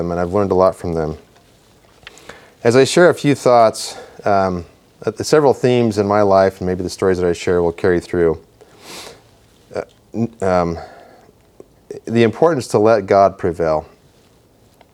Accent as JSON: {"language": "English", "town": "Rexburg", "region": "Idaho", "country": "United States", "tie": "born or raised there", "said": "I grew up in Idaho. I grew up in Rexburg."}